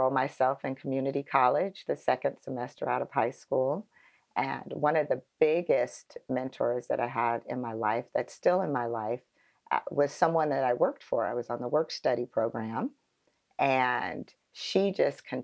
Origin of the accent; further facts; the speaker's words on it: Phoenix, Arizona, United States; I am born and raised in Phoenix, Arizona